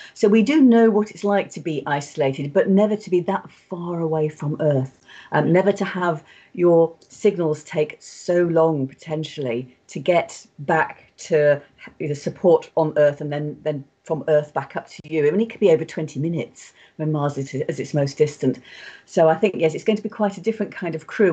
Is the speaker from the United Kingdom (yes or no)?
yes; United Kingdom; being British